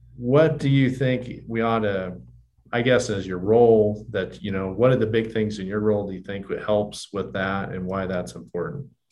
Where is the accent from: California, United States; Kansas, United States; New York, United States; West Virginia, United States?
Kansas, United States; Johnson City; I grew up in Johnson and you know, our bank locations, you know, where Ulysses is kind of the middle size, you know, Johnson, Syracuse, you know, pretty small communities